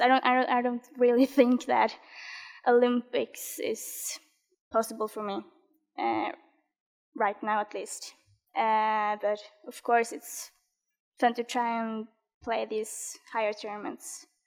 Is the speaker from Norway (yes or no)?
yes; Norway